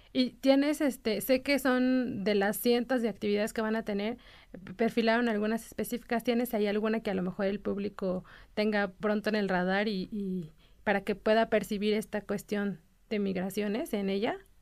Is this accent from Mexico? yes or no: yes; Mexico; como mexicanos